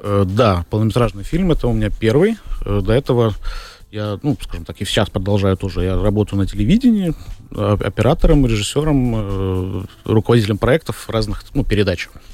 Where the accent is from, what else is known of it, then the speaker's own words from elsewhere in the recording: Riga, Latvia; родился в Риге, в Латвии.